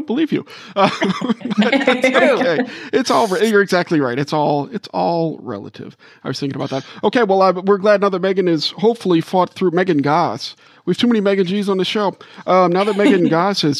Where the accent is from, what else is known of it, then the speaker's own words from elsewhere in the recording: the South, United States; I'm from the South